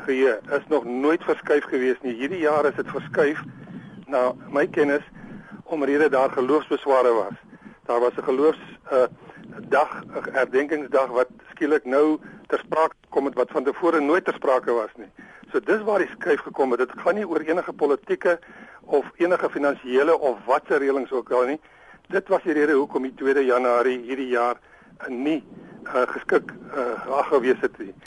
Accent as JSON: {"language": "Afrikaans", "town": "Cape Town", "region": "Western Cape", "country": "South Africa", "tie": "born or raised there", "said": "ek is gebore in Kaapstad, grootgeworde. Ek is ek is in in my murg en bloed as ek 'n Kaapenaar."}